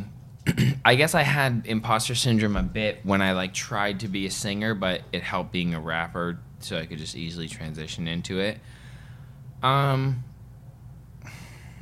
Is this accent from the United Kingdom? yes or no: no; Vancouver, British Columbia, Canada; moved away; also born or lived in Los Angeles / Toronto; I grew up in Vancouver